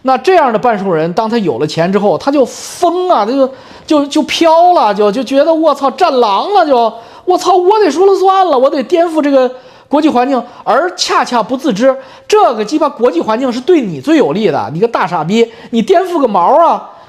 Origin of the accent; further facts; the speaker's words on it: China; moved away; 我们都是中国人